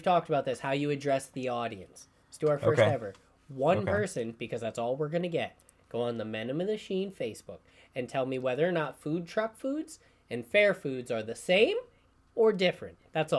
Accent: New York, United States; I'm from New York.

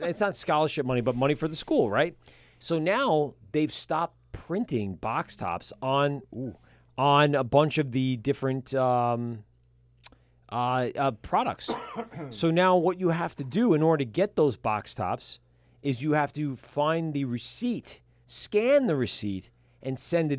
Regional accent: Charlotte, North Carolina, United States; Charlotte, North Carolina, motherfucker. I just said it.

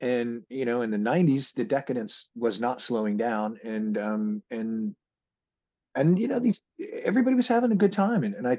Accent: Seattle, Washington, United States; growing up in Seattle and being around a lot of that, the drug culture that, you know, was going on in Seattle

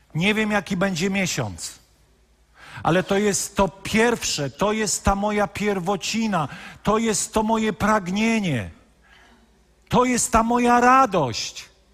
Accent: Poland; wychowaliśmy się w katolickim kraju

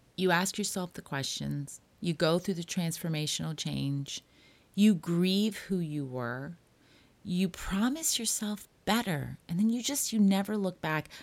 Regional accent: Toronto, Ontario, Canada; also born or lived in Hollywood; now in Los Angeles, United States; I grew up in Toronto

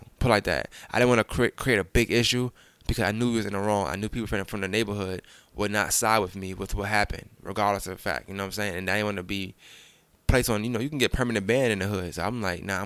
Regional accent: New York City, New York, United States; So I'm from Bushwick Avenue, so I lived on Bushwick, but I frequented on Jefferson.

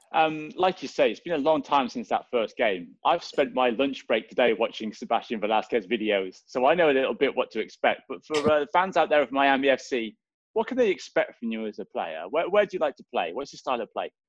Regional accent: Swansea, Wales, United Kingdom; moved away; I'm from Swansea in uh, back home

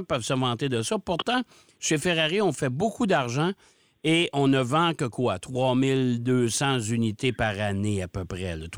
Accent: Canada; chez nous au Canada

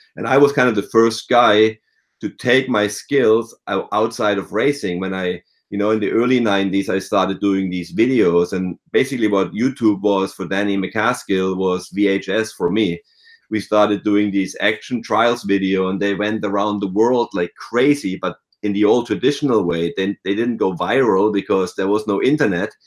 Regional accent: near Freiburg in the Black Forest, Baden-Württemberg, Germany; moved away as an adult; now in United States; I grew up in the, near Freiburg in the Black Forest

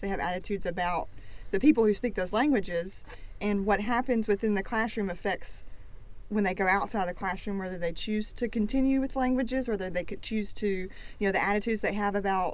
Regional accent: Tennessee, United States; also born or lived in Florence, Alabama; now in Tuscaloosa, United States; I'm originally from Tennessee, but I lived in Florence for a long time

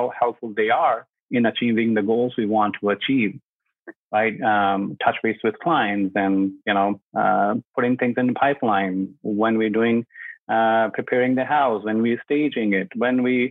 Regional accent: India; English is a second language; also born or lived in North Oakville, Ontario, Canada; now in Oakville, Canada; I'm from India. So my parents still there, my younger brother there

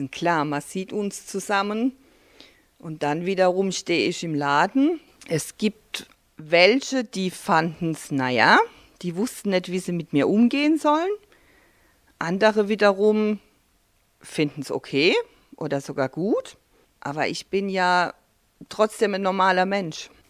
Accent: Mannheim, Baden-Württemberg, Germany; now in Allgäu, Germany; Ich habe ja immer die Möglichkeit, nach Mannheim zu fahren, wenn ich mal was anderes sehen

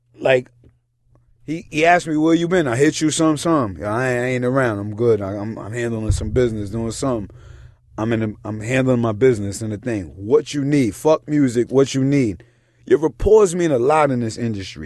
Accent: New York City, New York, United States; also born or lived in Yonkers; I'm from fucking New York City.

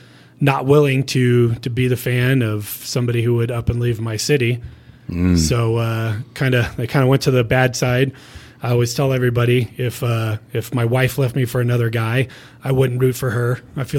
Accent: Pasadena, California, United States; moved away as an adult; also born or lived in Washington, D.C.; now in Colorado, United States; Grew up in Pasadena, so right by the Rose Bowl, about a mile from the Rose Bowl.

